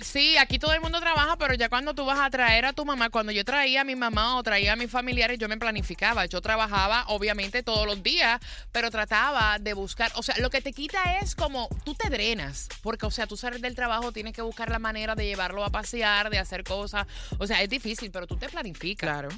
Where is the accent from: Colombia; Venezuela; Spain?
Colombia; now in Miami, United States; también soy colombiana, también tengo dos hijos, mi mamá está en Colombia